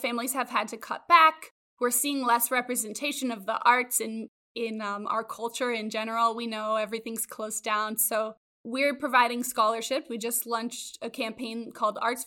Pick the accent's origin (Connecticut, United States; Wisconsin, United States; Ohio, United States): Connecticut, United States; moved away as an adult; also born or lived in Los Angeles; I was born and raised in Connecticut